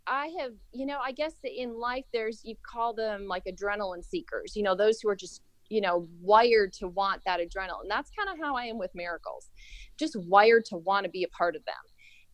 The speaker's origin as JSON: {"language": "English", "town": "Apple Valley", "region": "Minnesota", "country": "United States", "tie": "born or raised there", "said": "Well, I grew up, like, kind of, we moved around a few times. But that particular, I was in Minnesota. It was just, I think it was south of Rosemont. It was called Apple Valley."}